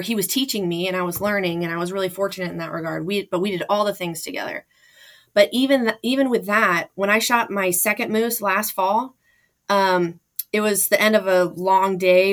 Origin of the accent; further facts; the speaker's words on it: Anchorage, Alaska, United States; also born or lived in Fairbanks, Alaska; I was born in Fairbanks, Alaska, and grew up in Anchorage